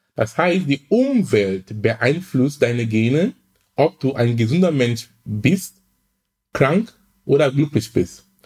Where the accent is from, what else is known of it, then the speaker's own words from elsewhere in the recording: Cameroon; now in Hamburg, Germany; Ich komme ursprünglich aus Kamerun